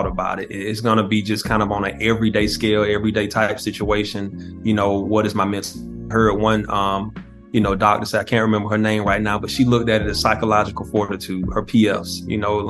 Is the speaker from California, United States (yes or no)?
no; South Georgia, United States; I grew up in Georgia